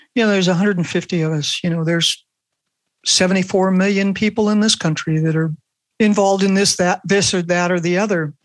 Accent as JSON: {"language": "English", "town": "Los Angeles", "region": "California", "country": "United States", "tie": "born or raised there", "said": "I grew up in Brentwood, which is where OJ Simpson lived right. in Los Angeles"}